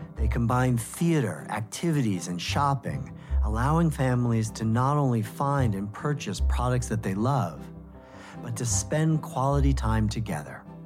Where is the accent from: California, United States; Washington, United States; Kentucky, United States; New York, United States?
New York, United States; New York City; I grew up in New York City